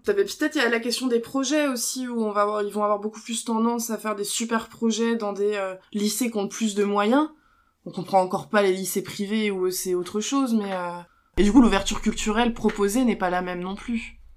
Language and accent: French; Belfort, Bourgogne-Franche-Comté, France; j'ai grandi vers Belfort